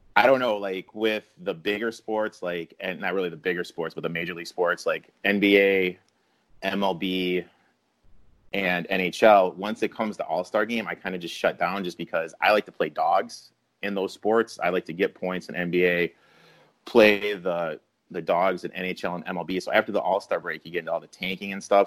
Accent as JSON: {"language": "English", "town": "Mount Pleasant", "region": "Michigan", "country": "United States", "tie": "born or raised there", "said": "I grew up in the hotbed of Mount Pleasant, Michigan"}